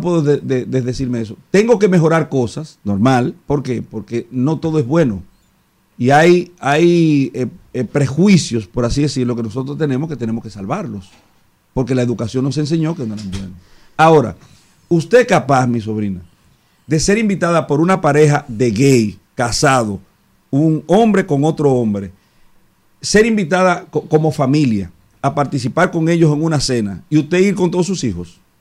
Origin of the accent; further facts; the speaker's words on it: Boca Chica, Distrito Nacional, Dominican Republic; yo no puedo ahora decir, desdecirme de ser de Andrés Bocachica